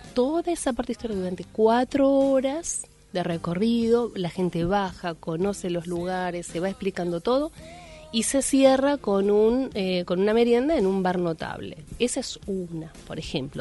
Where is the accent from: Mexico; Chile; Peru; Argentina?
Argentina; como argentinos